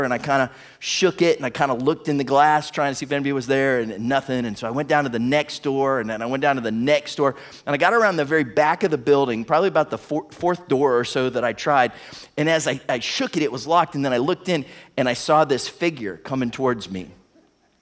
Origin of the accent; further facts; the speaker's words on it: Warren, Ohio, United States; now in Toledo, United States; my hometown, Warren, Ohio